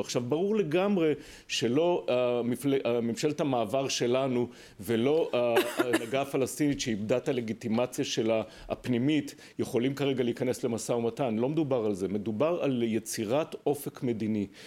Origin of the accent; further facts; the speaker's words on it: Israel; ואני כישראלי